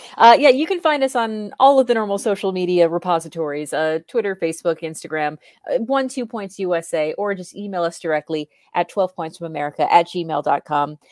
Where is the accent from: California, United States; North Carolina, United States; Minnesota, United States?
Minnesota, United States; also born or lived in Chile; from the great state of Minnesota here in the U S, if you couldn't tell by our accents.